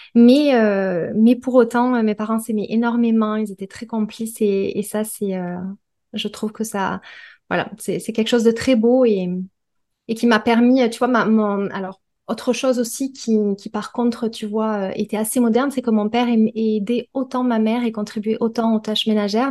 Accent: Perpignan, Occitania, France; moved away as an adult; now in Toulouse, France; je suis originaire de Perpignan. J'y ai euh, j'ai passé les 30 premières années de ma vie

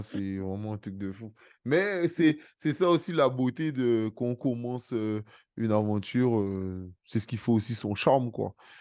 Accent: Guadeloupe; je suis guadeloupéen

